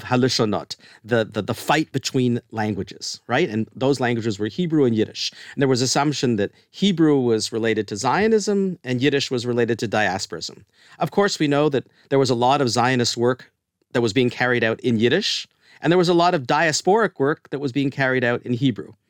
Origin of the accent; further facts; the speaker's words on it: Canada; moved away as an adult; now in United States; we're both Canadian